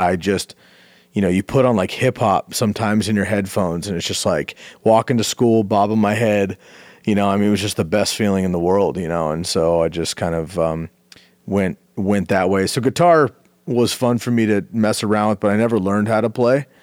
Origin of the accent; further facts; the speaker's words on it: Bay Area, California, United States; moved away; I grew up in the Bay Area